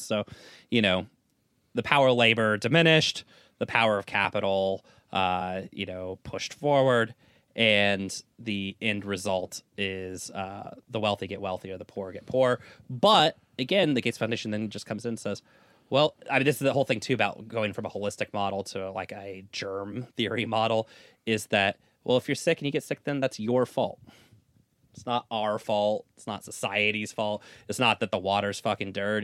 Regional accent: United States; as an American

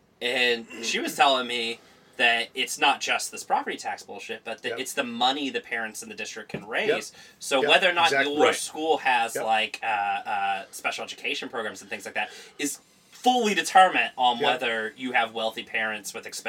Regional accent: Texas, United States; Greg, I grew up swimming on the Texas coast.

